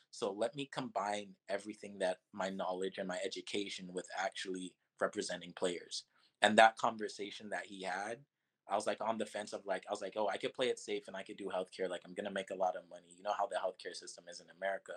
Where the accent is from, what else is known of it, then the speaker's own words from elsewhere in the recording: Toronto, Ontario, Canada; moved away; also born or lived in Miami; my hometown of Toronto